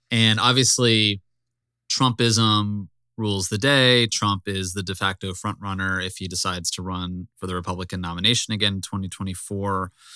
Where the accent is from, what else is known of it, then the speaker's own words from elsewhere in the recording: the South, United States; I'm from the South